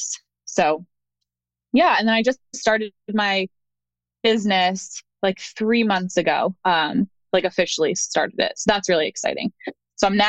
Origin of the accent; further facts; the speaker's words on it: outside of Philadelphia, Pennsylvania, United States; moved away as an adult; also born or lived in Colgate University, New York; now in North Carolina, United States; I was born and raised outside of Philly in Pennsylvania.